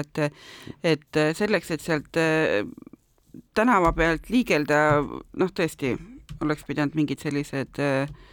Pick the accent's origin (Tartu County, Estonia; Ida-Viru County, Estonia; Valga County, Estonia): Tartu County, Estonia; Tartu; moved away; ma olen tartlane